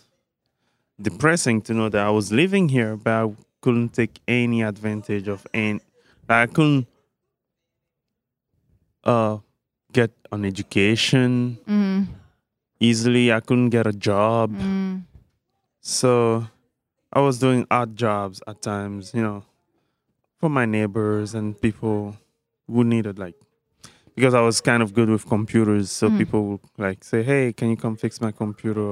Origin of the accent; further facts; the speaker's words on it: Togo; moved away as an adult; now in United States; I'm from West Africa, Togo.